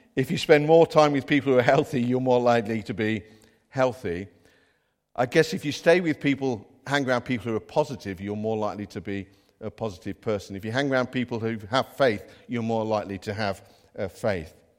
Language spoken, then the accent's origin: English; Midlands, United Kingdom; now in North East England; we haven't got Geordie accents, by the way. We're from the Midlands